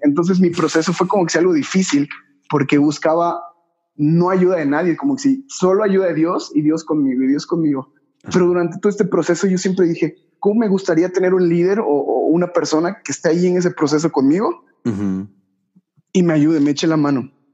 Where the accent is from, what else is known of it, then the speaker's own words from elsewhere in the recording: Yucatán, Mexico; soy de Yucatán, yucateco